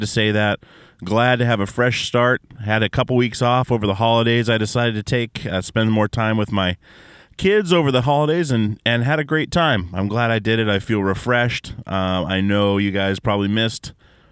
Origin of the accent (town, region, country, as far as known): Alaska, United States; born or raised there